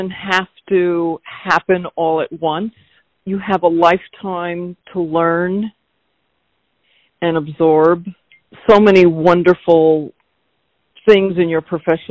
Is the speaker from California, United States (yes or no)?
no; Rockland County, New York, United States; first language Slovak; English is a second language; also born or lived in Astoria, Queens, New York; I grew up in Rockland County, New York. This was after I'd lived in Astoria, Queens.